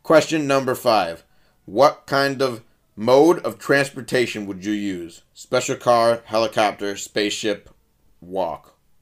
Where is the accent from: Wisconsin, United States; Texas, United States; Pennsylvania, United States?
Wisconsin, United States; Milwaukee; I was at Nicolay High School in Milwaukee, Wisconsin.